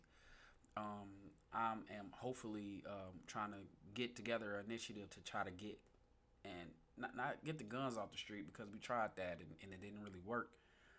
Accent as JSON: {"language": "English", "town": "Muskegon", "region": "Michigan", "country": "United States", "tie": "born or raised there", "lives_now": "Grand Rapids, United States", "said": "I moved to Muskegon when I was about like 3, 4, somewhere around there. I went to elementary in Muskegon"}